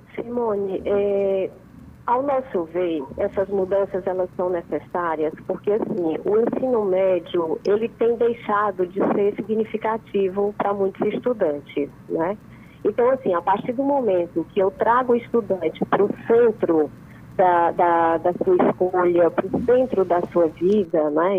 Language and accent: Portuguese; União, Brazil; pessoal de União, minha terra querida